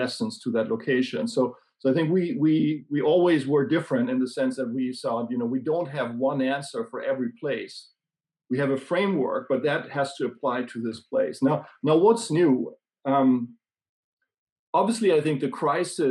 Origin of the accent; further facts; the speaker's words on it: Germany; now in Sweden; I live in Sweden, but I grew up in Germany.